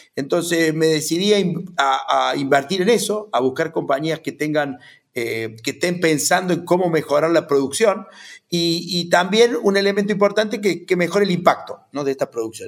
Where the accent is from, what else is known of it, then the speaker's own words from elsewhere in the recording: Río Cuarto, Córdoba, Argentina; Yo soy de Río Cuarto, eh, nieto de, y bisnieto de inmigrantes que vinieron a la Argentina a hacer su historia.